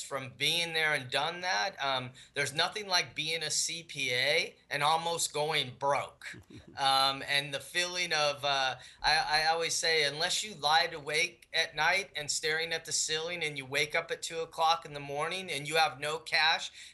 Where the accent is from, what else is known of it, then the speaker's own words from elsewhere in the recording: Las Vegas, Nevada, United States; I'm from Las Vegas